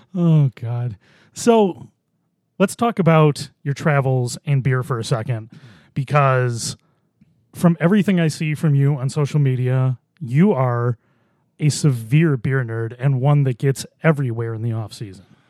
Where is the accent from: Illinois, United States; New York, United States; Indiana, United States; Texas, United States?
New York, United States; Boston; I grew up in Buffalo